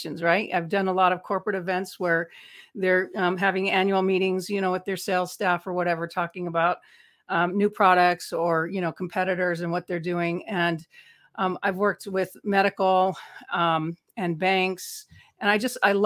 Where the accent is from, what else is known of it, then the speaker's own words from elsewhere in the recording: Los Angeles, California, United States; I spent 4 years as a teenager growing up in Hollywood